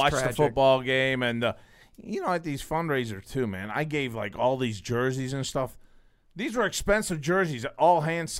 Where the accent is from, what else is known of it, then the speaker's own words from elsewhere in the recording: Granite City, Illinois, United States; moved away; You know, I went to back my hometown, GC, Granite City.